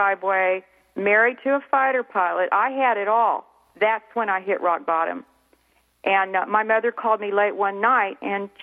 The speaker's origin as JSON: {"language": "English", "town": "Clovis", "region": "New Mexico", "country": "United States", "tie": "born or raised there", "moved": "yes", "lives_now": "North Texas, United States", "said": "I grew up in Clovis, New Mexico."}